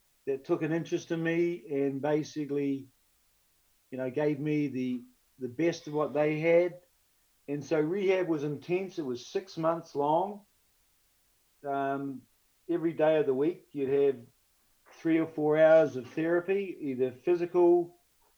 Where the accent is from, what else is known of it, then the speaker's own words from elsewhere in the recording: New Zealand; being a New Zealander